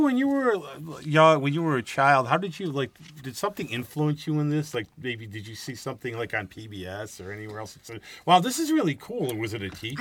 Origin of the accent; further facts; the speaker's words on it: Rochester area, New York, United States; I grew up here